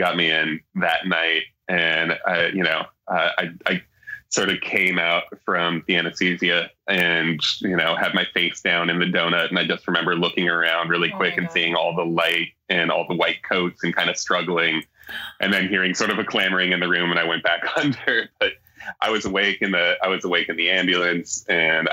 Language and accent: English; Alaska, United States; now in Seattle, United States; growing up in Alaska